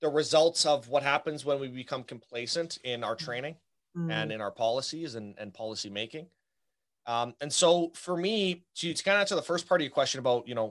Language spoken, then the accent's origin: English; Canada; now in Southern Manitoba, Canada; I'm Canadian. So I'm up here coming at you from, Southern Manitoba